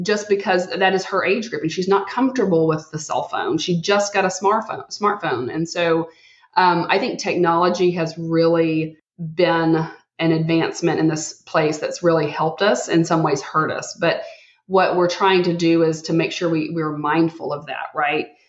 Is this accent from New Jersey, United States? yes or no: no; Texas, United States; as a Texan